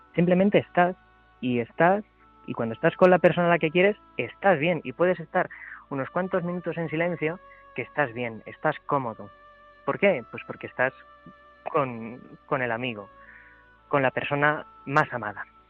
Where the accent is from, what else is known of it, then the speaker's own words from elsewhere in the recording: Cuenca, Castilla-La Mancha, Spain; moved away as an adult; now in Madrid, Spain; yo soy de Cuenca